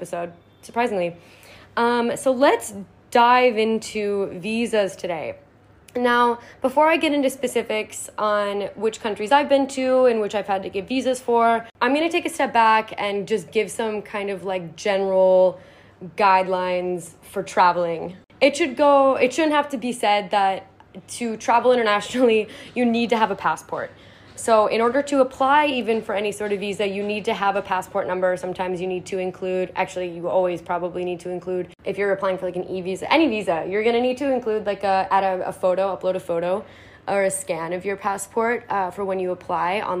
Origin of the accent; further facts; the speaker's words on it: United States; we as Americans